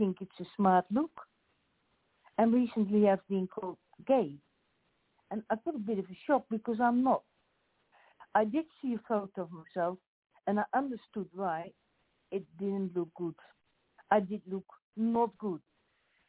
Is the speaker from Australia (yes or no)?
yes; Australia; accent: Australian; first language Dutch; English is a second language; then English with an Australian accent